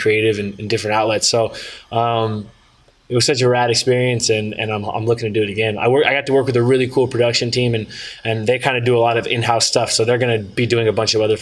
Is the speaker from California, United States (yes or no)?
yes; Northern California, United States; I grew up in Northern California